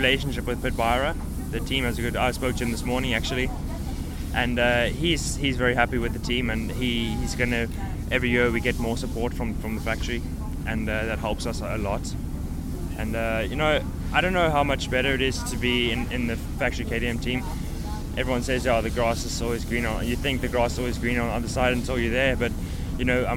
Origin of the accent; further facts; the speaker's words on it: Cape Town, Western Cape, South Africa; moved away; also born or lived in Port Elizabeth, South Africa; I was born in Port Elizabeth, and I raced there until we moved to Cape Town, I think when I was 6